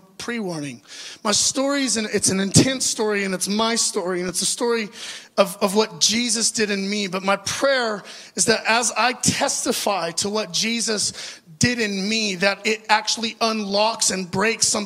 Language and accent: English; Orange County, California, United States; I grew up in Orange County, California, in an amazing, wonderful Christian home